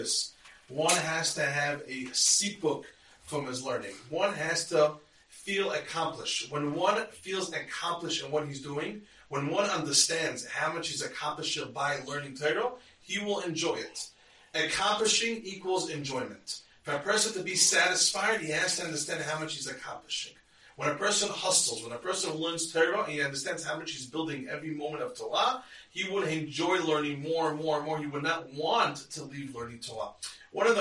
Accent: United States; I'm Israeli, I was born in America, but I'm a citizen

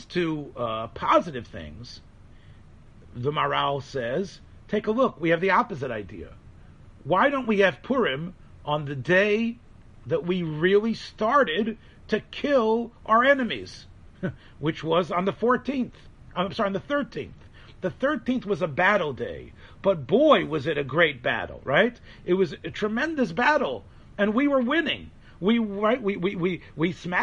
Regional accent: Memphis, Tennessee, United States; moved away; Memphis, Tennessee, which is where I'm from

